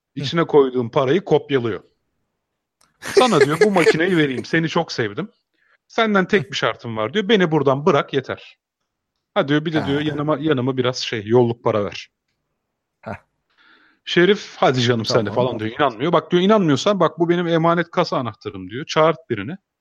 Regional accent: Emirdağ, Afyonkarahisar, Turkey; ben o zaman Afyon Emirdağlıyım dedim.

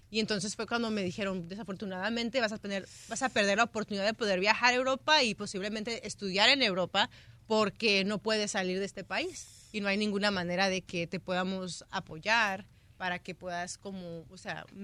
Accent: United States; toda mi vida aquí, entonces yo no conozco otro país más que Estados Unidos.

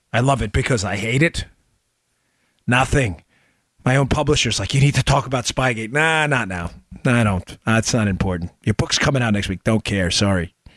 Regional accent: New York City, New York, United States; I grew up in Queens, New York

